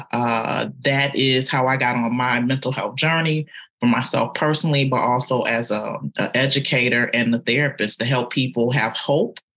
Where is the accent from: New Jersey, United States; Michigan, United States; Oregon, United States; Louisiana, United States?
Michigan, United States; Detroit; moved away as an adult; now in Atlanta, United States; I am a girl from Detroit, from the east side of Detroit.